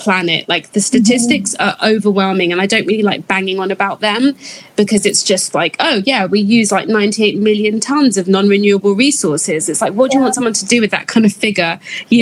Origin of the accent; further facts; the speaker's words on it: United Kingdom; being a British-born Ghanaian